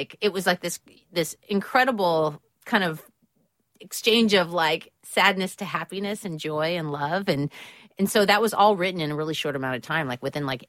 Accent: California, United States; being that I'm from California, we've always had, like, warm Christmases. We don't have that whole white Christmas thing

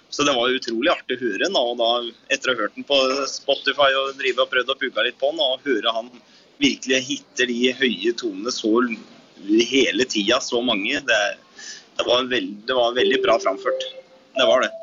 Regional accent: Etnedal, Innlandet, Norway; jeg kommer jo da fra Etnedal i Valdres

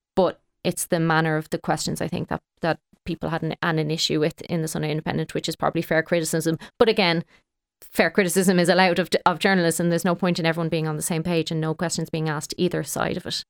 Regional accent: Kildare, Leinster, Ireland; now in Dublin, Ireland; I live in Dublin, but I'm from Kildare and play hurling in Kildare

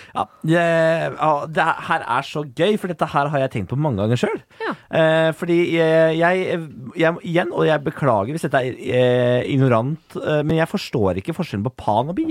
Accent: Moss, Østfold, Norway; Jeg er fra Moss

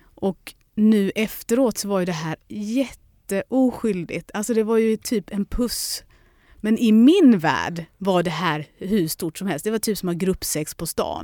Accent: Lund, Skåne, Sweden; also born or lived in London; hem till lilla Lund

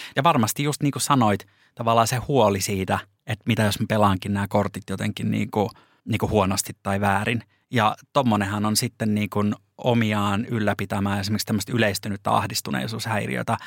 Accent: Lappeenranta, South Karelia, Finland; now in Helsinki, Finland; mie tuun Lappeenrannasta

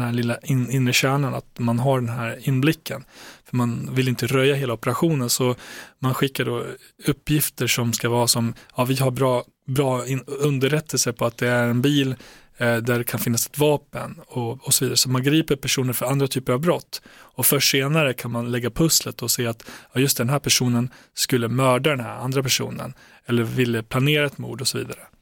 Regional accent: Borlänge, Dalarna County, Sweden; jag växte upp i Tjärna Ängar

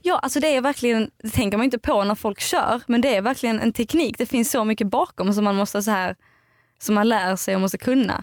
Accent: outside Eslöv, central Skåne, Sweden; moved away; Jag kommer från eh, Skåne. Mitten, Skåne, mitten på Skåne

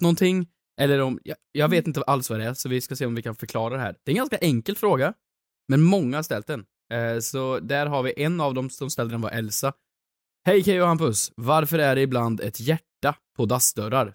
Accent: Värmland, Sweden; moved away; hemma i Värmland

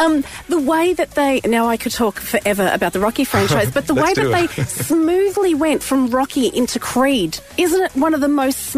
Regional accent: Australia; now in Ireland; as an Australian

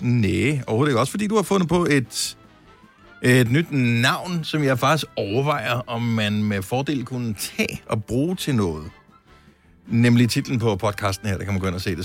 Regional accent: Denmark; jeg er jo dansker

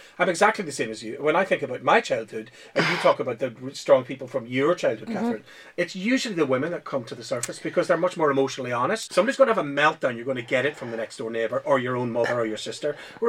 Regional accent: Belfast, Northern Ireland, United Kingdom; I'm from somebody from the Falls Road and all of that kind of really working class kind of thing.

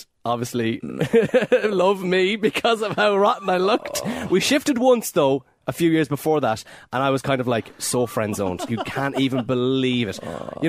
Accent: Mayo, Connacht, Ireland; So I'm from Mayo, Greg

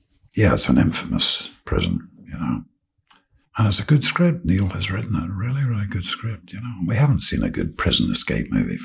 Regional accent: Ireland; Yeah, I know we're Irish, so it's like you may not see each other for 4 years

